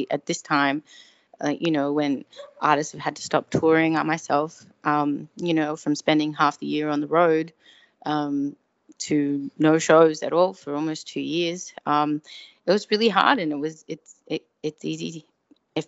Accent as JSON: {"language": "English", "town": "Melbourne", "region": "Victoria", "country": "Australia", "tie": "born or raised there", "moved": "as an adult", "lives_now": "Los Angeles, United States", "said": "my hometown of Melbourne. Originally, I'm from Melbourne, Australia, now based in LA."}